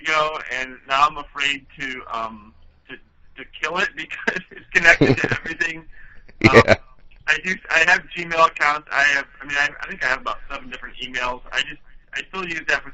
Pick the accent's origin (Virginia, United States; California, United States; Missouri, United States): Missouri, United States; Webster Groves; now in Chicago, United States; I'm originally from St. Louis. I grew up in Webster Groves, a nice community, straight west of the city, about 20 minutes.